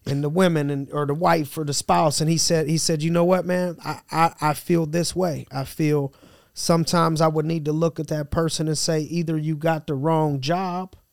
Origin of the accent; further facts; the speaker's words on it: Tampa, Florida, United States; moved away; Born and raised in Tampa, yep. Florida.